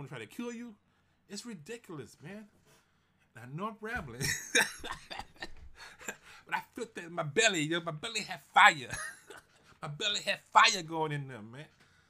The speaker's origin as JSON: {"language": "English", "town": "Houston", "region": "Texas", "country": "United States", "tie": "born or raised there", "moved": "yes", "lives_now": "Seattle, United States", "said": "I grew up in Houston, Fifth Ward"}